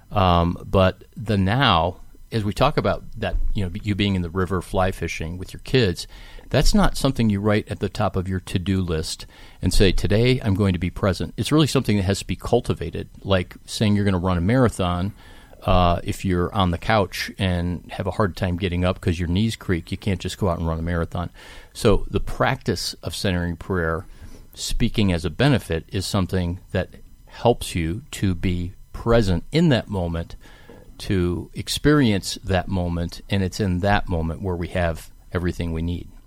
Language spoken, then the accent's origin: English; Cleveland, Ohio, United States; I grew up in Cleveland.